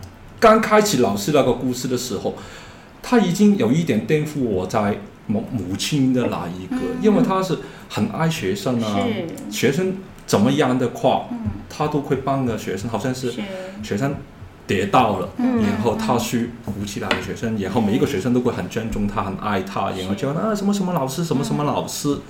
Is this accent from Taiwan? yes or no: no; Hong Kong; Chinese is a second language; 因为我是一个香港的，